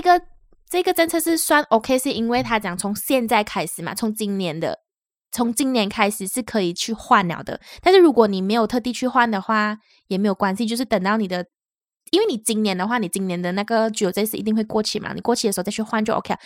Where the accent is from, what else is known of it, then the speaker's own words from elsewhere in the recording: Malaysia; now in Taiwan; 我们是两位来自马来西亚，目前在台湾工作的台湾社畜。